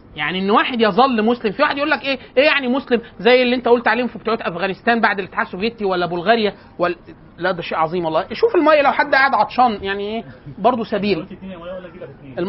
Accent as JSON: {"language": "Arabic", "region": "Upper Egypt", "country": "Egypt", "said": "وده بيتلبس حتى الان عندنا في الصعيد"}